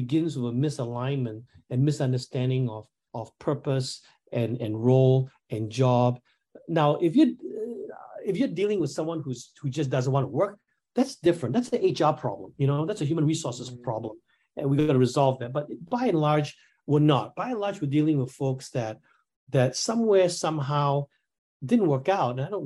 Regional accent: Singapore; I'm from Singapore

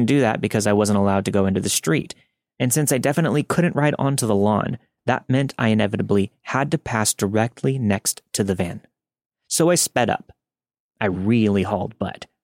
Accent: Northern California, United States; I grew up in Northern California

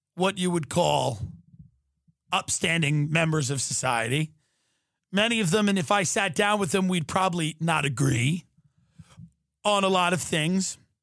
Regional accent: Long Island, New York, United States; I grew up on Long Island

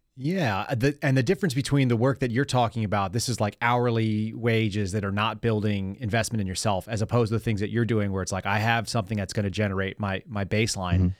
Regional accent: Texas, United States; also born or lived in California; I was born in California, moved here. My mom was born and raised in California, grew up, went to all the schools there. And so when she got to Texas, I was in third grade

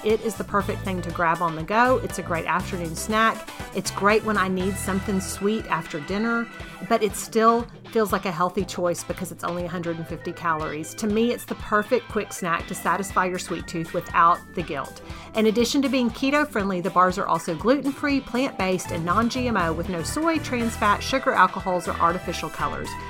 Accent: Texas, United States; as a Texan

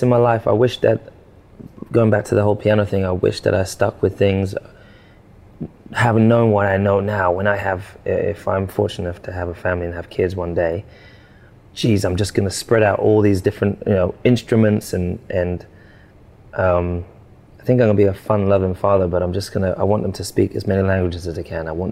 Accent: Stevenage, East of England, United Kingdom; I grew up in Stevenage in a council estate.

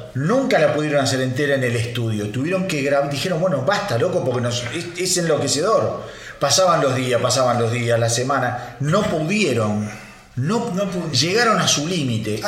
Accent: Argentina; Como argentino

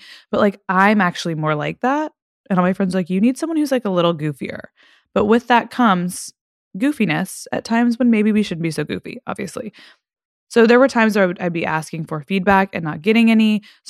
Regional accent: Fort Worth, Texas, United States; because I'm from Texas. It's close to my hometown in Fort Worth.

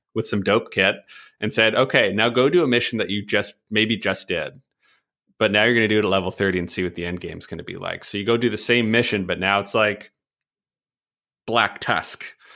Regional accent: Canada; as a Canadian

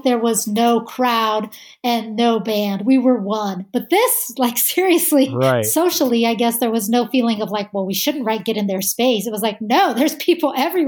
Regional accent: United States; we're from America

